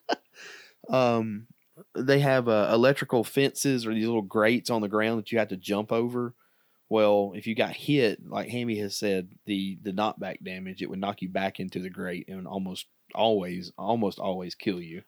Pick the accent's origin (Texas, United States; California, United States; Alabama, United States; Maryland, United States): Alabama, United States; we're from Alabama